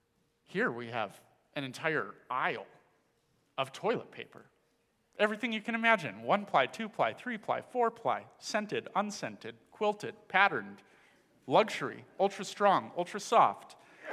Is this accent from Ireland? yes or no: no; Dominican Republic; moved away; I grew up in the Dominican Republic, where my parents were missionaries.